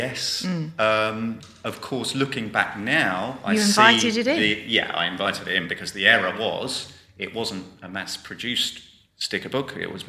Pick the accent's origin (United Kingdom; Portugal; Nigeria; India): Portugal; moved away; I was born in Portugal.